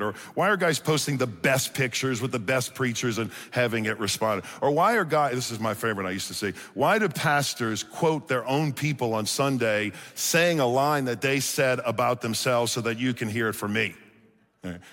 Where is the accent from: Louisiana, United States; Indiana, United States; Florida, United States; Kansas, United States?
Louisiana, United States; Chalmette; born and raised in New Orleans, Louisiana. Anybody from Louisiana in here? Okay, I'm from Chalmette, if you know where that is.